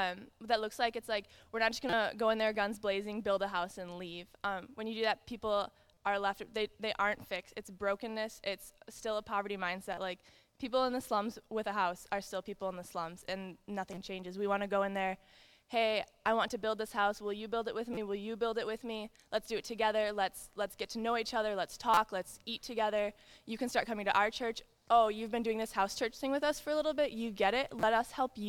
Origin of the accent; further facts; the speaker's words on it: Grand Rapids, Michigan, United States; I grew up in the Grand Rapids area